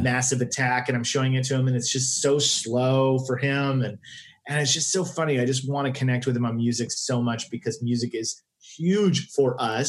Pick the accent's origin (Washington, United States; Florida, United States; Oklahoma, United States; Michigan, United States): Oklahoma, United States; Tulsa; moved away as an adult; now in Los Angeles, United States; I grew up in Tulsa and the in the suburbs